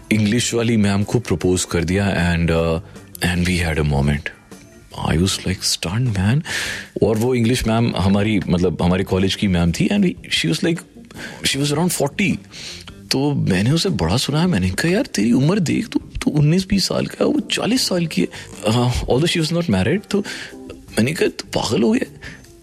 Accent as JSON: {"language": "Hindi", "town": "Jammu", "region": "Jammu and Kashmir", "country": "India", "tie": "born or raised there", "said": "एक ये मेरे होम टाउन की बात है जम्मू की"}